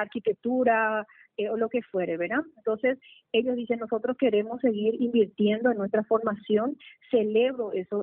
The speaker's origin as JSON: {"language": "Spanish", "country": "Paraguay", "said": "nuestro querido Paraguay"}